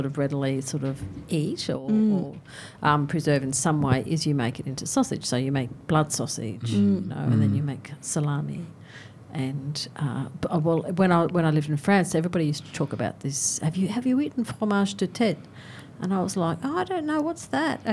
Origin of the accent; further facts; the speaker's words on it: North Queensland, Australia; moved away; I grew up in North Queensland